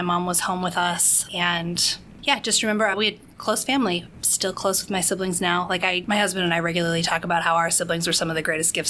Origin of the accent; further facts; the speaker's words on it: Cincinnati, Ohio, United States; So I grew up in most of the Cincinnati area. We moved around a little bit before settling there when I was shortly before kindergarten, I guess.